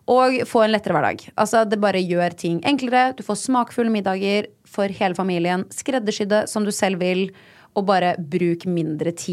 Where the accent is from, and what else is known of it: Nesodden, Akershus, Norway; born or raised there; now in Oslo, Norway